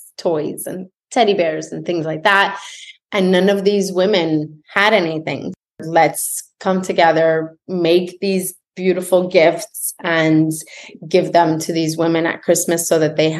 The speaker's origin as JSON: {"language": "English", "town": "Montreal", "region": "Quebec", "country": "Canada", "moved": "as an adult", "lives_now": "Florida, United States", "said": "I'm from Montreal"}